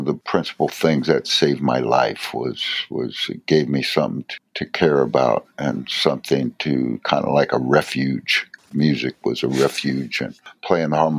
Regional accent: San Francisco, California, United States; moved away; also born or lived in Chicago; growing up in San Francisco

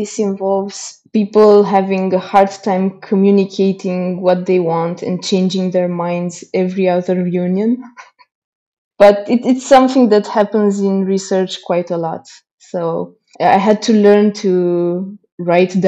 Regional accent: Slatina, Olt County, Romania; I grew up in a small town called Slatina in the south part of Romania, 2 hours away from Bucharest.

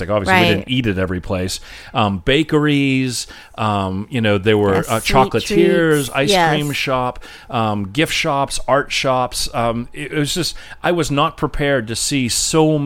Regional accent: New England, United States; moved away; also born or lived in Maine; candle pin bowling, which I grew up playing in Massachusetts and Maine.

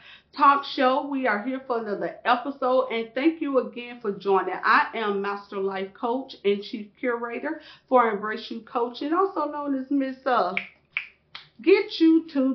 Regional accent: Jacksonville, Florida, United States; born or raised there

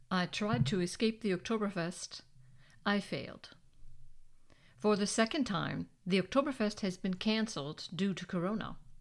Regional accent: United States; moved away as an adult; now in Germany; I'm American.

